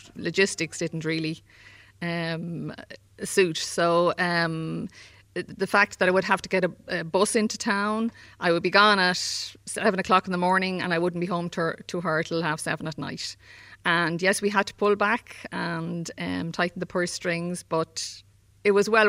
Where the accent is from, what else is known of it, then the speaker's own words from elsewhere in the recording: Dublin, Leinster, Ireland; moved away as an adult; now in Ratoath, Ireland; growing up in Raheny when it was a small little place.